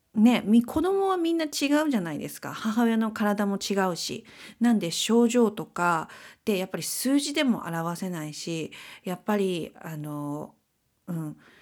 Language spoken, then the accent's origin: Japanese; Kansai, Japan; moved away; 私たち関西出身なんで